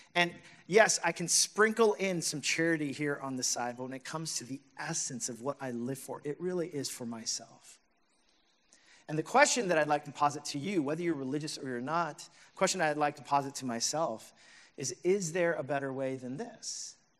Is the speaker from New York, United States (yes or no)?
yes; New York City, New York, United States; as a New Yorker